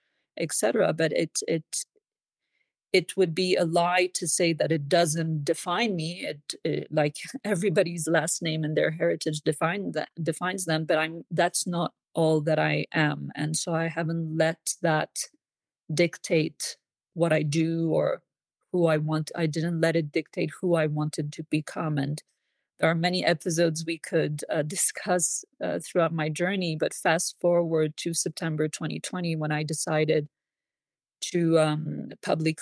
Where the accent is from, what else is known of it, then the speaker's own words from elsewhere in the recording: Switzerland; I was born and raised in Switzerland.